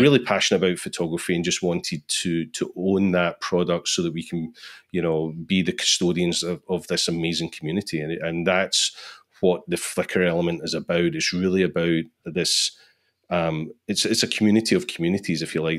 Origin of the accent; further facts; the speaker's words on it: Scotland, United Kingdom; I'm from Scotland